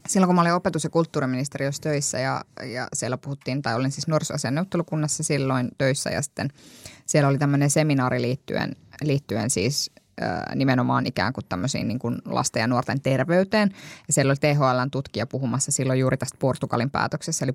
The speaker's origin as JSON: {"language": "Finnish", "town": "Kuopio", "region": "North Savo", "country": "Finland", "tie": "born or raised there", "said": "olen Kuopiosta kotoisin"}